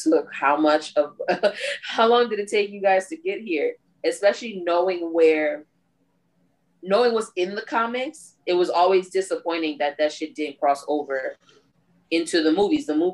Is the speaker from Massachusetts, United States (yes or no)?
no; New York, United States; moved away; Originally, I'm from New York